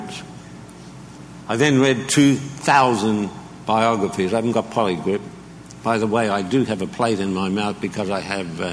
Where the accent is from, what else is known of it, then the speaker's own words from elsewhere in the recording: Australia; I'm Australian